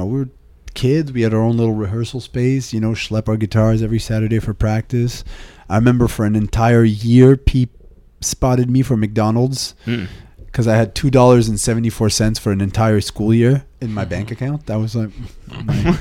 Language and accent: English; Montreal, Quebec, Canada; I'm from a neighborhood called Outremont